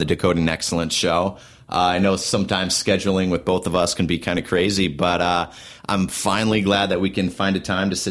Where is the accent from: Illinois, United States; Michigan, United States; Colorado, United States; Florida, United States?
Michigan, United States; moved away; also born or lived in Wichita, Kansas; growing up in Michigan